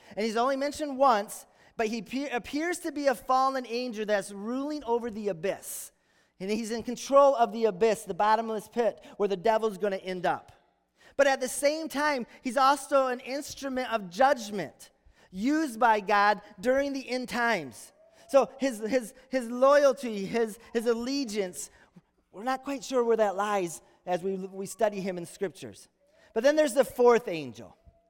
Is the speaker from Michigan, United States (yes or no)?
yes; Holland, Michigan, United States; So the farm I grew up in Holland, our family farm, we'd watch storms brewing over Lake Michigan.